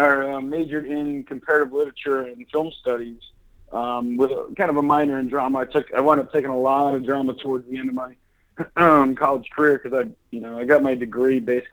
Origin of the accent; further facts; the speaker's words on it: Puyallup, Washington, United States; also born or lived in LaGrange, Georgia; now in Orlando, United States; Originally from Puyallup, Washington. So I was born in LaGrange, Georgia, but I moved up there when I was about 4 years old. So yeah, I'm definitely a Seattle kid.